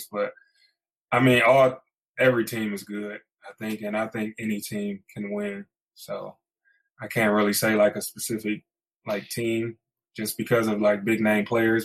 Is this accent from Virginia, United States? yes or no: no; Toledo, Ohio, United States; we're from Toledo, Ohio